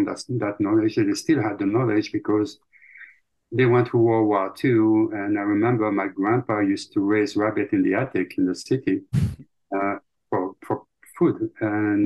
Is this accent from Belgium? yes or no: yes; Belgium; accent: French; English is a second language; moved away as an adult; now in United States; my grandma is actually the one that teach me wild food when I was growing up in Belgium